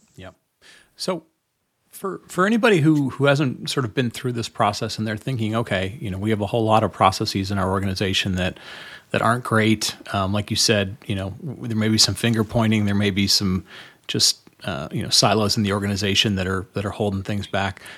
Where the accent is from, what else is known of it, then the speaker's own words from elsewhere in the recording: Detroit, Michigan, United States; I grew up, I grew up around Detroit